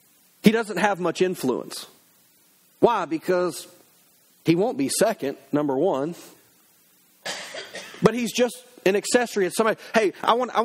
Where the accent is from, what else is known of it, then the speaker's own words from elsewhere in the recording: United States; as an American citizen